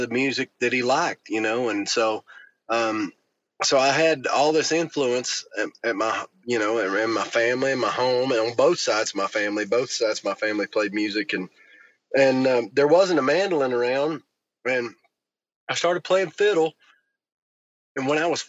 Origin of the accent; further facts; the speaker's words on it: Western North Carolina, United States; growing up in Western North Carolina, I was born in 83, I'm 38. And that was just Friday and Saturday nights were somewhere where there was music and dancing. And that was just part of my childhood